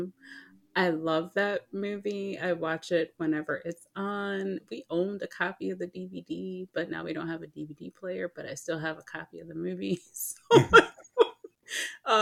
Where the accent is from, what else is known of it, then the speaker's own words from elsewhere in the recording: Detroit, Michigan, United States; I grew up in Michigan, Detroit specifically.